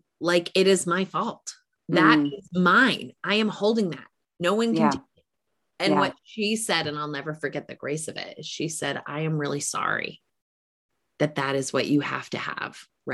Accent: New England, United States; I'm from New England

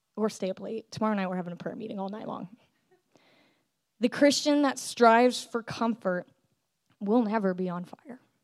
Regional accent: California, United States; I grew up in California, born and raised

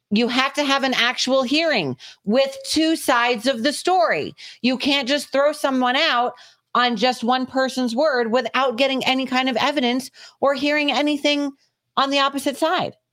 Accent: Georgia, United States; I was like, "Hey, we're from Georgia."

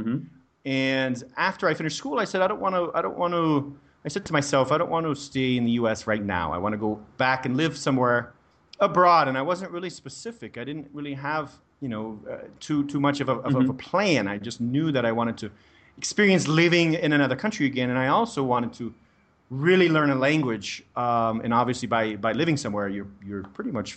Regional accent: Denver, Colorado, United States; moved away as an adult; also born or lived in Prague, Czech Republic; now in Brazil; I'm from the US, I'm from Denver, Colorado

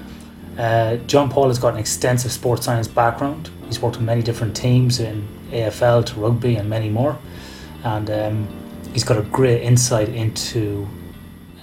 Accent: Ireland; I was born in 1978 in Ireland

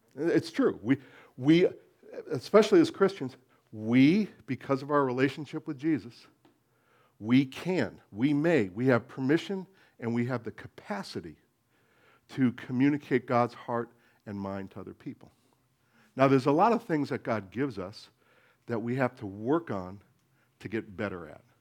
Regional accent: United States; being American

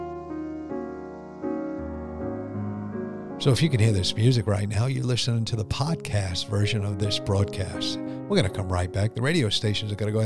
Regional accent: Connecticut, United States; I grew up in Connecticut in a very poor family

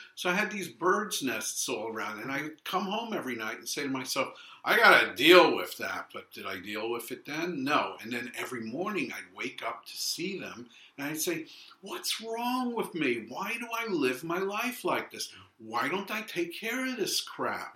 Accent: New York City, New York, United States; also born or lived in London, United Kingdom / San Francisco, United States; I'm Brooklyn born and raised. I was raised in Flatbush

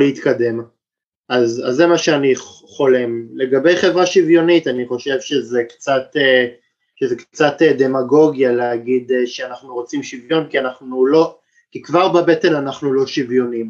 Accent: Tel Aviv, Tel Aviv District, Israel; גדלתי בתל אביב

